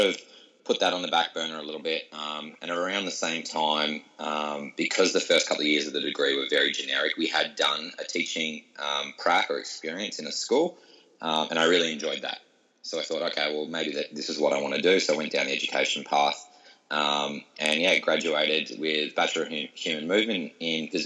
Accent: Hobart, Tasmania, Australia; moved away; grew up in Tasmania, was born and raised in Hobart

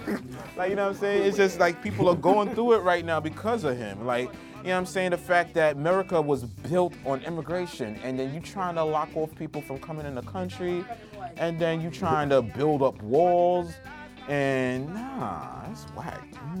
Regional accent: Trinidad & Tobago; because of the fact that I'm from Trinidad and I'm using the Jamaican, you know, thing to do my thing.

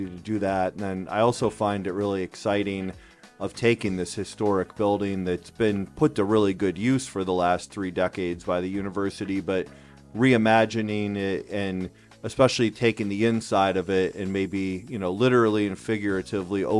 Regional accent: Akron, Ohio, United States; I grew up here in Akron

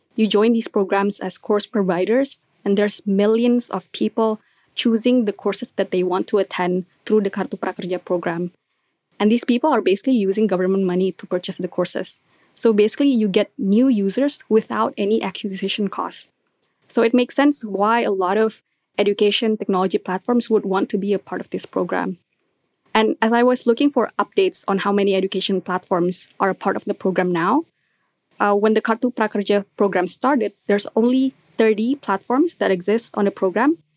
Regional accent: Indonesia; I'm from Indonesia

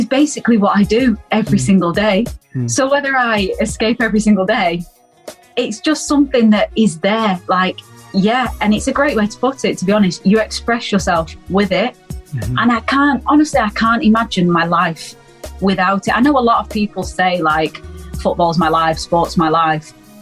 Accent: Manchester, North West England, United Kingdom; I'm from Manchester, mm-hmm. In England

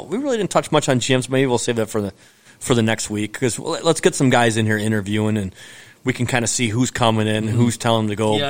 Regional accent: Detroit, Michigan, United States; we're from the Metro Detroit area growing up here.

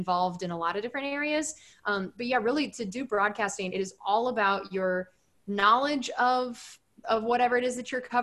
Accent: Texas, United States; high school football in Texas

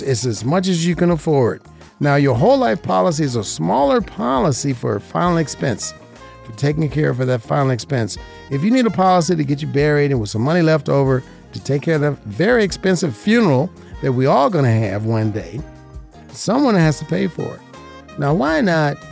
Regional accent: Las Vegas, Nevada, United States; This is my hometown. I was born and raised here

